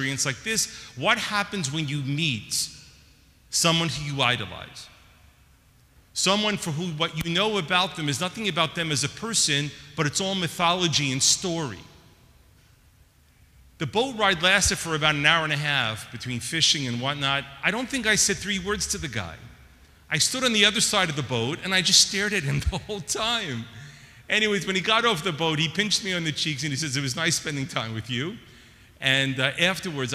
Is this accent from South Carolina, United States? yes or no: no; New York, United States; moved away; I'm originally from New York, and growing up in New York, I was born in 1966